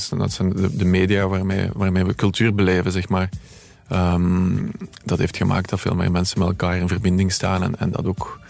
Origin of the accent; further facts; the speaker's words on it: Merchtem, Flanders, Belgium; Bij ons in Merchten